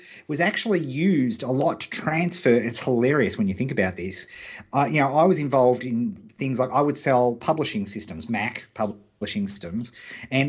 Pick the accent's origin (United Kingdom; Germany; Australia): Australia; Beechworth, Victoria; Beechworth, my hometown